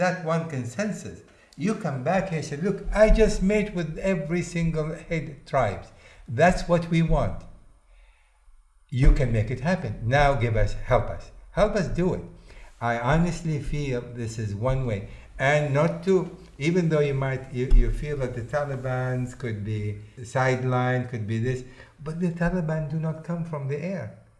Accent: Missouri, United States; You know, I come from a situation where I feel I'm from Missouri. You know the state they say about Missouri?

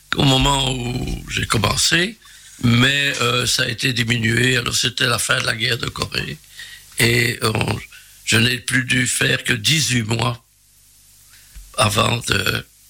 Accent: Charleroi, Wallonia, Belgium; un pur Carolo. Je suis né à Charleroi, exactement à Marchienne-au-Pont.

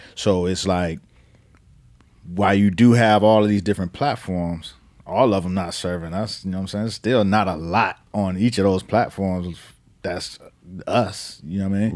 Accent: Miami, Florida, United States; I'm from Miami in the crack era

